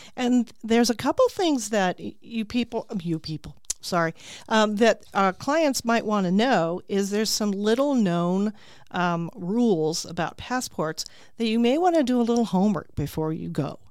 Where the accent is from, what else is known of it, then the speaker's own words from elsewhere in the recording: Tucson, Arizona, United States; also born or lived in California; now in Peoria, United States; I grew up in Tucson